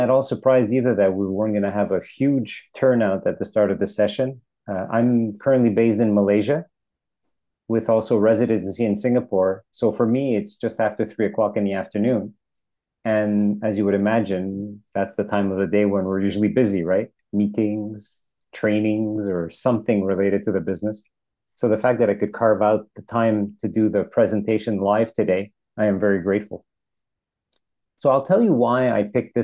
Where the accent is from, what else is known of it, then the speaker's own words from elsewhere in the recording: Montreal, Quebec, Canada; moved away; I was born and raised in Montreal